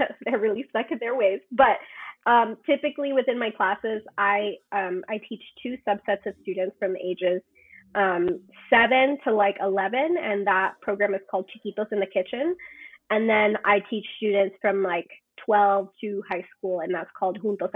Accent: Guatemala; My family, I'm from Guatemala.

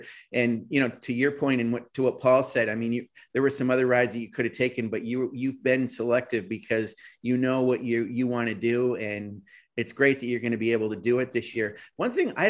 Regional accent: near the Adirondacks, Northern New York, United States; I grew up near the Adirondacks

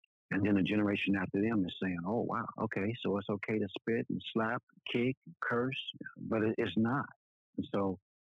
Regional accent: Denver, Colorado, United States; also born or lived in Kansas / Alaska; now in Texas, United States; I was born in Kansas. I grew up in Denver, Colorado. Lived in Alaska 20 years, and now here in the great state of Texas.

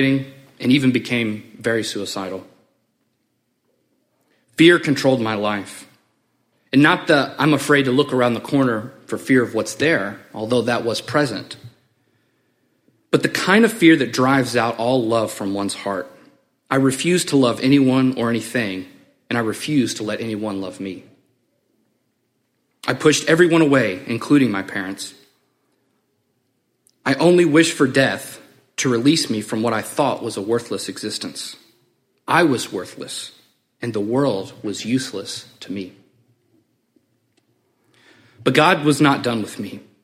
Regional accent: Memphis, Tennessee, United States; also born or lived in Springfield; I'm from Memphis.

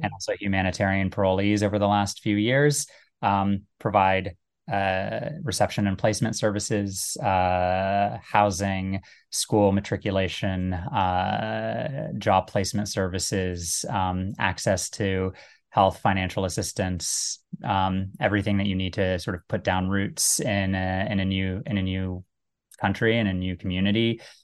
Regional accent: United States; also born or lived in Cincinnati, Ohio / Little Rock, Arkansas / Iraq (family); I was born in Cincinnati, grew up, um, first in Little Rock and then in, uh, the D C suburbs.

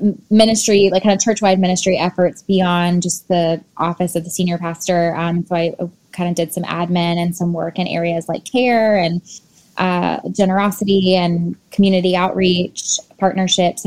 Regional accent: Tallahassee, Florida, United States; Tallahassee is my hometown

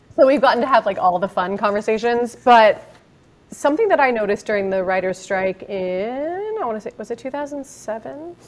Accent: Marin, California, United States; we grew up in Marin, but out in a little hippie town

